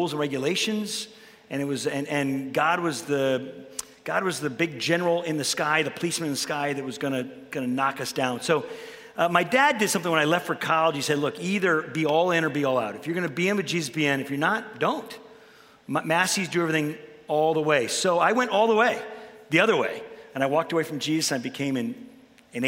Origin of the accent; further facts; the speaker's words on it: Chicago, Illinois, United States; I grew up in Chicago, Illinois.